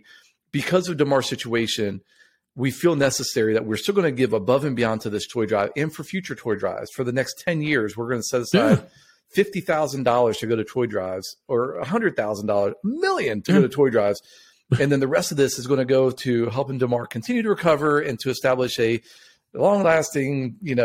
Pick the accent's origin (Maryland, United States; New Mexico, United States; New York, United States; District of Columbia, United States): Maryland, United States; just outside of Baltimore; we grew up just outside of Baltimore